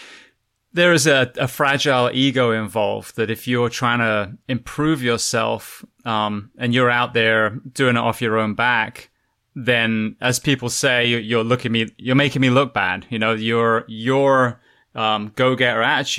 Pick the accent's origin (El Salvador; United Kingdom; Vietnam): United Kingdom; England; moved away as an adult; also born or lived in California / Florida; now in United States; I was raised in England and I worked in California and Florida